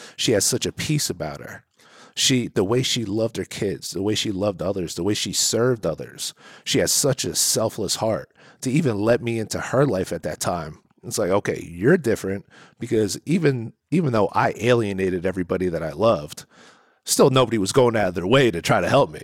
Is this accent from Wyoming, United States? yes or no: no; New Jersey, United States; I'm from New Jersey